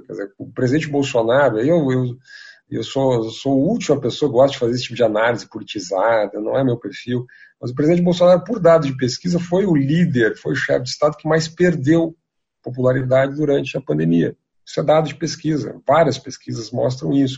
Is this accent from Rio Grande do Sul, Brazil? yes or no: yes; Rio Grande do Sul, Brazil; now in São Paulo, Brazil; Eu sou gaúcho